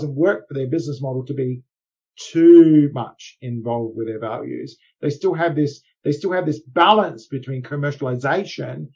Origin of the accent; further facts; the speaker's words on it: Australia; moved away; as an Australian originally